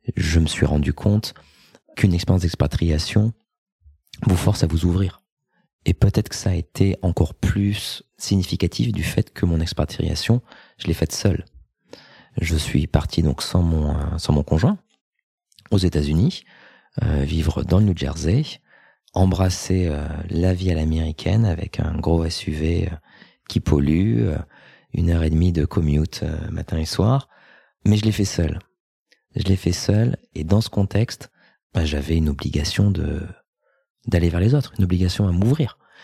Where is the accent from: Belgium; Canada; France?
France; moved away as an adult; also born or lived in United States; mon pays d'origine, donc la France.